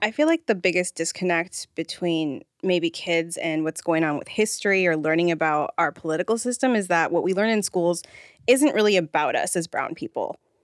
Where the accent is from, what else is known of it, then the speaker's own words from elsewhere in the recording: Rancho Cucamonga, California, United States; also born or lived in Los Angeles / Pomona; I'm from Rancho Cucamonga. I'm originally from L A, but we moved out there